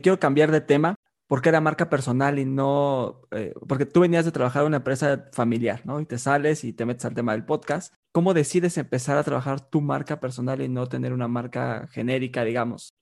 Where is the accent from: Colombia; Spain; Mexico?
Mexico; decimos acá en México